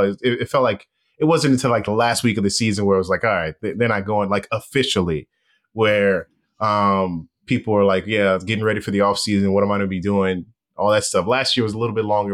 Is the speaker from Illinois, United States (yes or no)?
no; Los Angeles, California, United States; moved away; I'm from Los Angeles